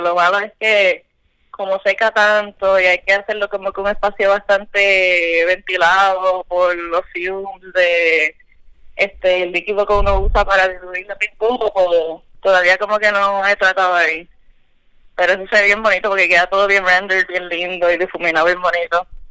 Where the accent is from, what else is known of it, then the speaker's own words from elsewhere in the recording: Cataño, Puerto Rico; soy de Cataño.